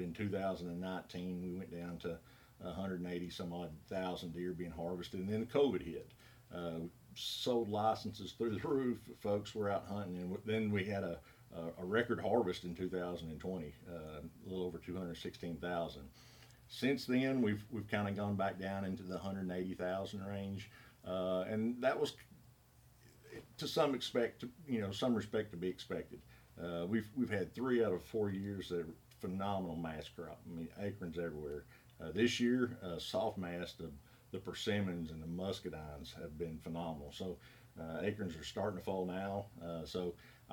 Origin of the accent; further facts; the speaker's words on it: Greenwood, Arkansas, United States; also born or lived in Fort Smith, Arkansas / Monticello, Arkansas / Oklahoma; home for me is Greenwood, just south of Fort Smith